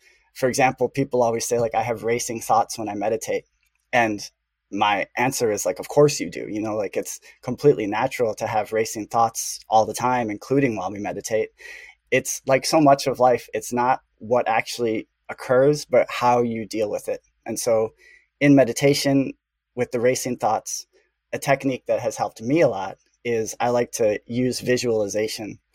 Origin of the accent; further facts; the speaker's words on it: Chicago, Illinois, United States; I grew up in the Midwest, in the heart of the empire, Chicago.